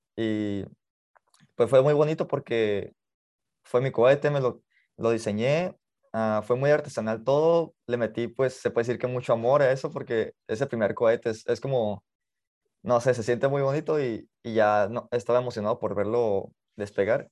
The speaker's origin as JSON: {"language": "Spanish", "town": "Mexicali", "region": "Baja California", "country": "Mexico", "tie": "born or raised there", "said": "Nací en Mexicali, Baja California, eh, me he criado aquí"}